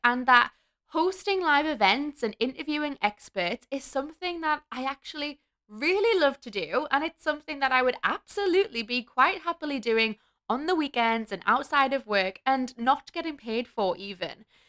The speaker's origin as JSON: {"language": "English", "town": "Newcastle upon Tyne", "region": "North East England", "country": "United Kingdom", "moved": "yes", "lives_now": "Melbourne, Australia", "said": "I'm from Newcastle in the U K, and I currently live in Melbourne, Australia"}